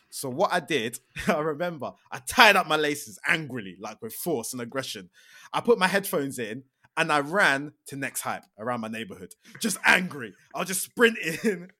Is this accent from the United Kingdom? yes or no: yes; Milton Keynes, South East England, United Kingdom; also born or lived in London; I grew up in Milton Keynes, uh, but I was actually born in London, but I have zero recollection of growing up in London. Like, I think we moved to Milton Keynes when I was, like, two.